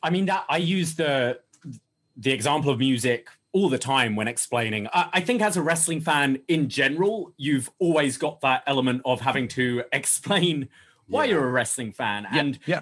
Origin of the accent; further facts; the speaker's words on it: United Kingdom; moved away; me as a Brit